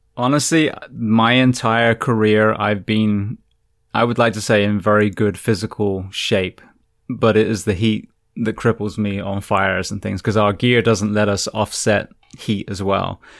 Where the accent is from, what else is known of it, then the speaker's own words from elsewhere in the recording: England, United Kingdom; also born or lived in California; now in Florida, United States; I'm from England. I'm from a cold, wet